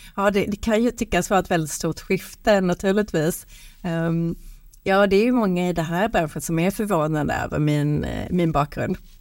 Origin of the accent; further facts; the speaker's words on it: Sweden; vi svenskar